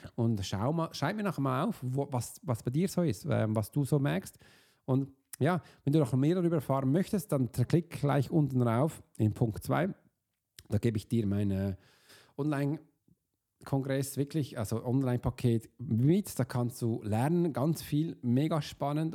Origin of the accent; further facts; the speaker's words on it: Switzerland; wir als Schweizer